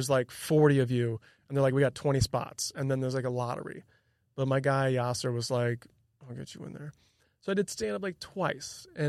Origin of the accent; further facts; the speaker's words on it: Illinois, United States; And growing up outside Chicago, everything's indoors for the most part.